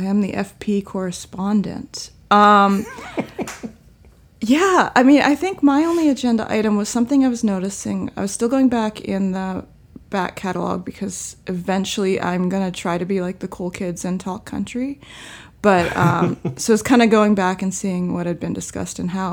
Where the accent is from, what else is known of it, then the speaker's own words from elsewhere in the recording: Virginia, United States; I am from Virginia, and that is a very large